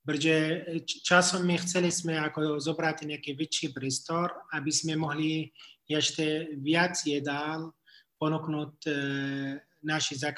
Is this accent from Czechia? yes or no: no; Jerusalem, Palestine; Slovak is a second language; now in Jordan; Ja, ako, ja ako pôvodom pochádzam z Jeruzalemu. Ale e, my sme museli ako ísť a teraz žijeme ako v Jordánsko tak